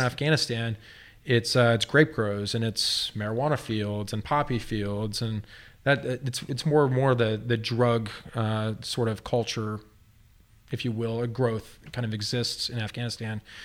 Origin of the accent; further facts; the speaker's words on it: Texas, United States; moved away as an adult; now in Grants Pass, United States; I'm from Texas